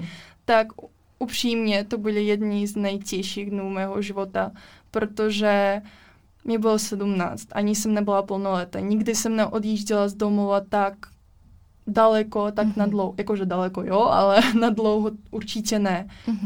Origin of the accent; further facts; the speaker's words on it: Russia; Czech is a second language; now in Liberec, Czech Republic; jsem z Ruska